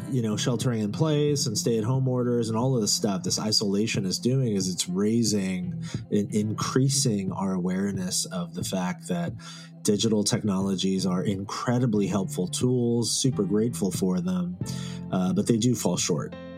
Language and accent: English; Silicon Valley, California, United States; I grew up here in the Silicon Valley. I've been here my whole life